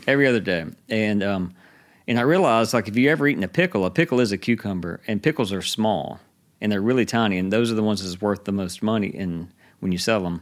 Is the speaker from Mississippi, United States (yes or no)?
yes; Hattiesburg, Mississippi, United States; moved away; also born or lived in Georgia; we're both from around here. We moved away, and we, we moved back here in two thousand ten